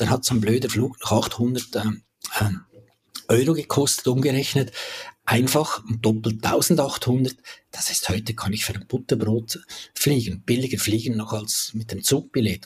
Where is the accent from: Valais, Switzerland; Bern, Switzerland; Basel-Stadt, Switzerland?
Valais, Switzerland; also born or lived in Zurich; bin zurück in meine Heimat, ins Wallis gezügelt